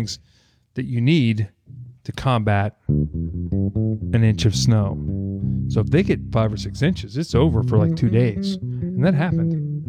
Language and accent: English; Boston, Massachusetts, United States; I'm from Boston.